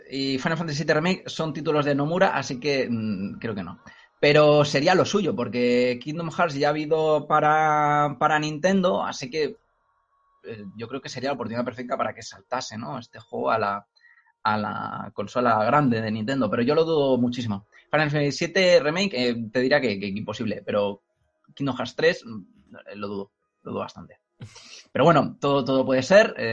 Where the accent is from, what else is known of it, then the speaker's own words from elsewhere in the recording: Cornellà de Llobregat, Catalonia, Spain; el, mío también, Cornellá.